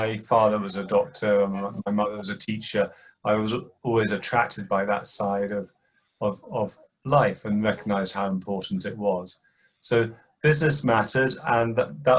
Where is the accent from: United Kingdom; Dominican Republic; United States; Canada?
United Kingdom; Birmingham, West Midlands; I grew up in Birmingham, which is a large industrial city in the middle of the United Kingdom.